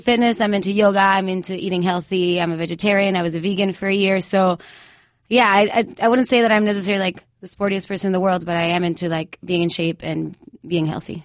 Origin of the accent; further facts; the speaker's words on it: Mayagüez, Puerto Rico; moved away; Right now, I'm living in Mayagüez, in Puerto Rico again, my hometown.